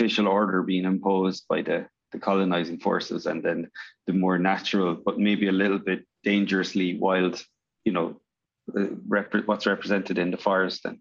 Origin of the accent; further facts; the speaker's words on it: Ireland; also born or lived in Northern Ireland; I'm from Northern Ireland originally and grew up in Ireland